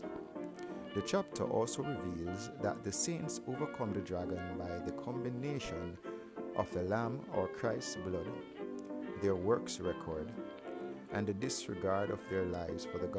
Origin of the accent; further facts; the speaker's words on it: Jamaica; I grew up in Jamaica with mainly assertive women